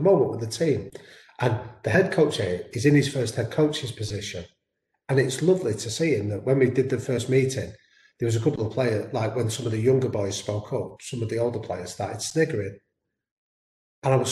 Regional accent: Manchester, North West England, United Kingdom; I'm from Manchester, my background is shaped by two sporting influences in Manchester

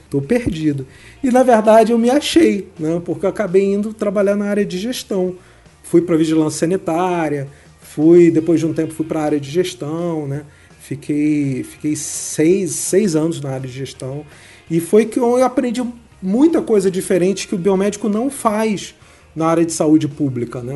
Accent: Rio de Janeiro, Brazil; sou do Rio de Janeiro, sou carioca, nasci no Rio e fiz Unirio

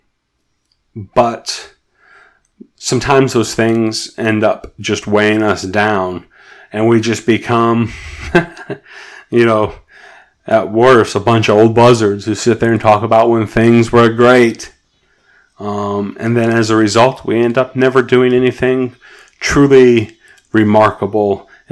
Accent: United States; I'm an American

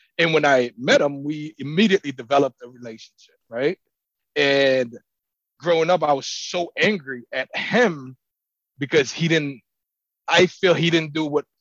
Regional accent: Haiti; we grew up poor in Haiti

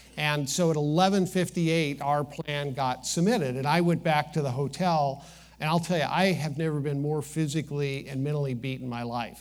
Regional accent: Midwest, United States; growing up in the Midwest

